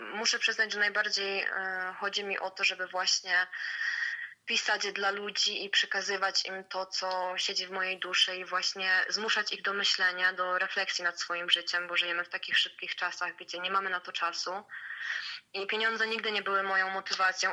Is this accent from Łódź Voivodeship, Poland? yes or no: yes; Łęczyca, Łódź Voivodeship, Poland; pochodzę z Łęczycy, która jest małym miastem